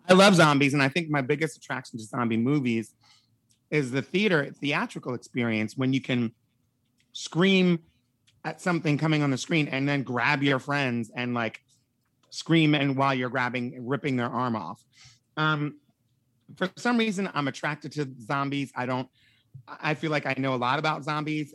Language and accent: English; Wilmington, Delaware, United States; moved away as an adult; also born or lived in Pennsylvania; my grandparents' house is in Pennsylvania, um, which is where I was born, and then I grew up in Wilmington, Delaware.